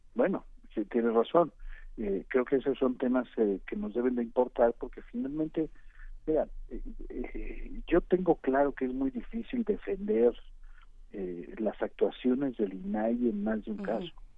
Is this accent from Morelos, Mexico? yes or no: no; Arcelia, Guerrero, Mexico; mi pueblo, mi pueblo se llama Arcelia y está en Guerrero